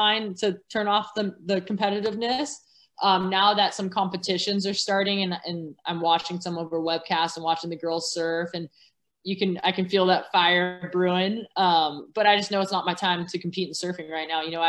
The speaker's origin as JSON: {"language": "English", "area": "Orange County", "region": "California", "country": "United States", "tie": "born or raised there", "said": "I grew up in Orange County, California"}